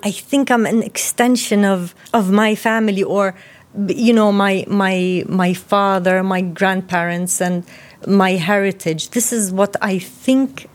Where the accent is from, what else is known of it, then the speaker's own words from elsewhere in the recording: Jordan; we grew up in Jordan with my mother's side